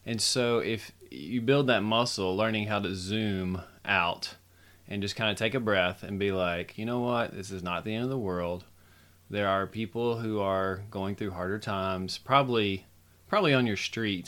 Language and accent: English; United States; as an American citizen